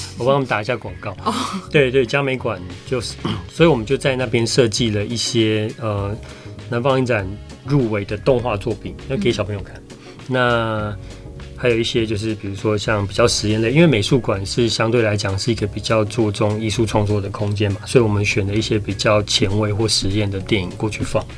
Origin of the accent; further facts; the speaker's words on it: Taiwan; 我们台湾人